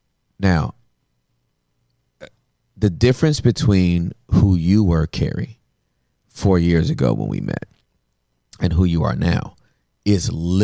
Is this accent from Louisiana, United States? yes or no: no; Inglewood, California, United States